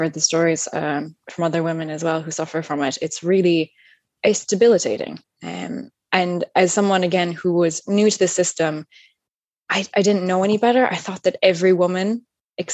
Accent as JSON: {"language": "English", "region": "upstate New York", "country": "United States", "moved": "as an adult", "lives_now": "Ireland", "said": "As you can probably tell from my accent, I'm not originally from Ireland. I'm from upstate New York in a really small rural town. So I've been living here now, 12 years."}